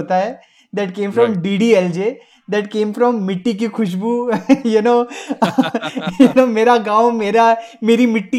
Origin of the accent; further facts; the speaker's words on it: India; Bollywood really became my point of a relationship with myself and being Indian.